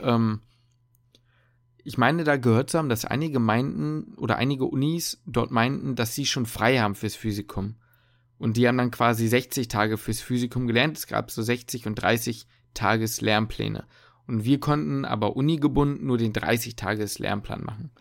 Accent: Hamburg, Germany; ich komme aus Hamburg

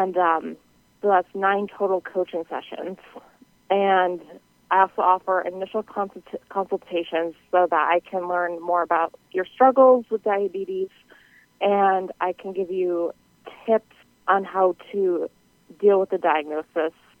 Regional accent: New England, United States; I am from the New England area

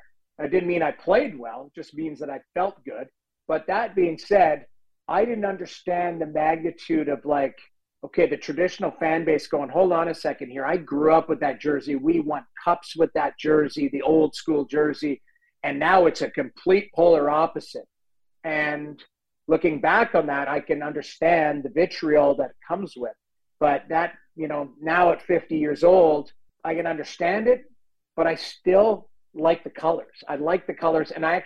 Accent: St. Albert, Alberta, Canada; moved away as an adult; the general manager of the Guildford Flames, who I grew up with from in St. Albert, Alberta, he played there and became the GM.

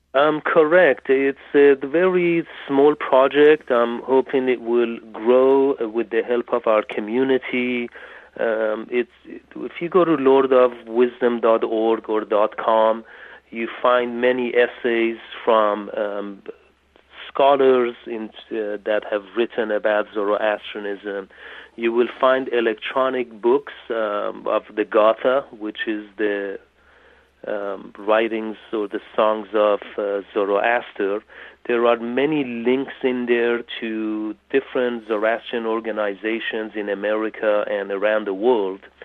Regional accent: England, United Kingdom; moved away as an adult; also born or lived in Tehran, Iran; now in California, United States; I lived in England till I was 22

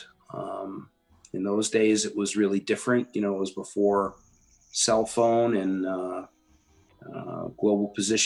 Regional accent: Connecticut, United States; Growing up in Connecticut, and my family was just kind of sheltered

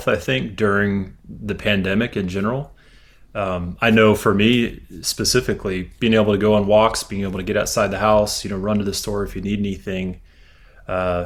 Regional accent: Houston, Texas, United States; also born or lived in Louisiana / Austin, Texas / Dallas, Texas; I was originally from Louisiana, but when I was really, really young, moved to Texas. So I consider myself a full-fledged Texan and have been for many decades now. But I grew up in Houston

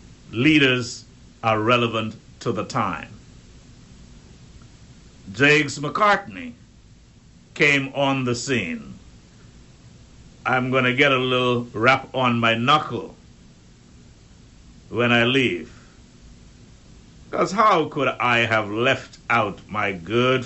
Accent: Turks & Caicos Islands; growing up in Middle Caicos

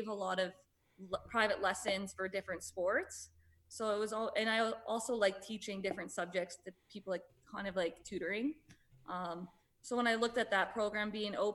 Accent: Sarnia, Ontario, Canada; moved away as an adult; now in Toronto, Canada; my hometown in Sarnia

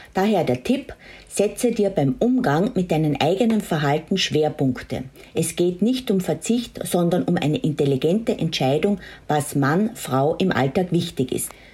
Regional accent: Austria; für mich als Österreicherin

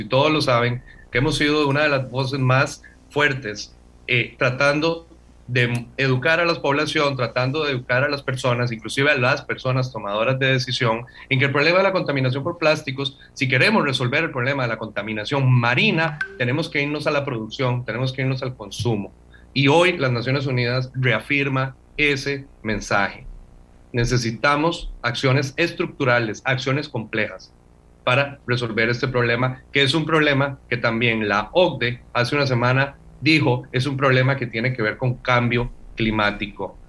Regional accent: Costa Rica

